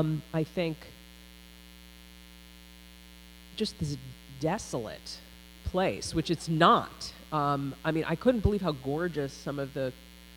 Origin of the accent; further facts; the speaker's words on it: Pittsburgh, Pennsylvania, United States; born or raised there; moved away